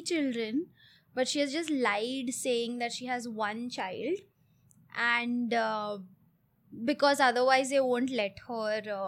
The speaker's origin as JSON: {"language": "English", "town": "Mumbai", "region": "Maharashtra", "country": "India", "tie": "born or raised there", "also_born_or_lived": "Coorg", "moved": "as an adult", "lives_now": "Hyderabad, India", "said": "I was born in Coorg. And I was raised in Bombay. And I moved to Hyderabad 3.5 years ago"}